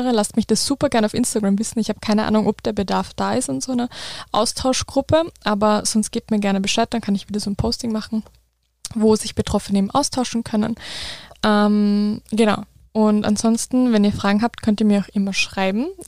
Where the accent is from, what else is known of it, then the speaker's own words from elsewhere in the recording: Wels, Upper Austria, Austria; Rheumatologen in Wels, also in meiner Heimatstadt.